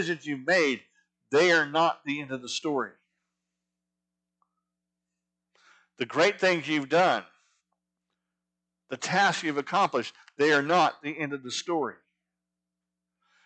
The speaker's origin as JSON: {"language": "English", "region": "Arizona", "country": "United States", "tie": "born or raised there", "moved": "yes", "said": "I grew up in Arizona, which Arizona is not part of the Bible Belt"}